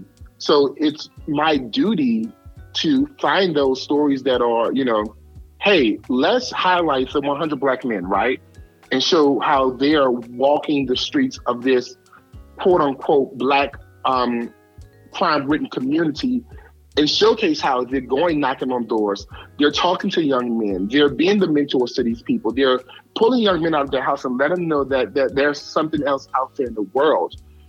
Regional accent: New Orleans, Louisiana, United States; I am from New Orleans, but I am from the projects of New Orleans. I was born in the St. Bernard Project. I was raised in the Magnolia Project. I grew up in the Ninth Ward.

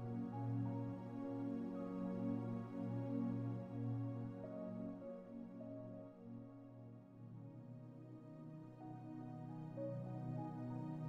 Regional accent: Northeast, United States; I grew up in the Northeast

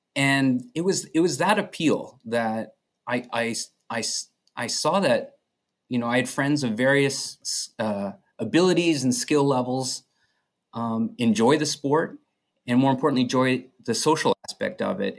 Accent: Edmonton, Alberta, Canada; moved away as an adult; also born or lived in Chicago, United States; I'm originally from Edmonton, uh, born and raised

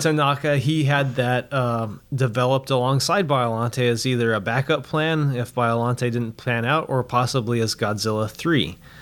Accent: Roswell, New Mexico, United States; I'm actually from Roswell, New Mexico

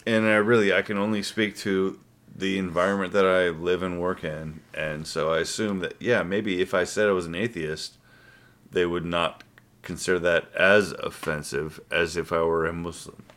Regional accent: United States; clearly I was born in the United States of America. I've lived here my entire life

